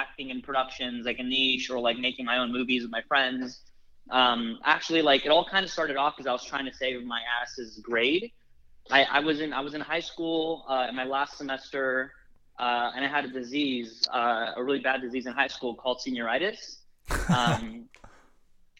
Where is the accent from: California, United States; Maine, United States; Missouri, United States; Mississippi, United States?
California, United States; Los Angeles; I'm Armenian American. And I live in LA, where there's a large Armenian population